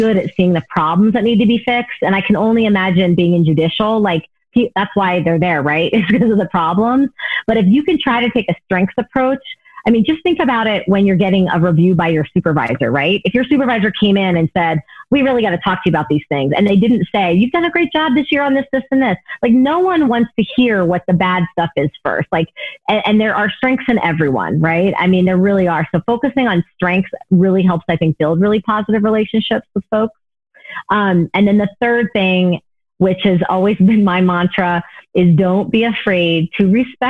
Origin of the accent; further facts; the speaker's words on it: the South, United States; moved away; I grew up in the South, right, for part of my life